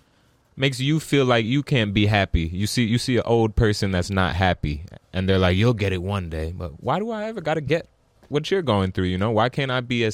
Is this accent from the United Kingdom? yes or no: no; Bronx, New York, United States; born there; we were both born in New York. I was born in the Bronx.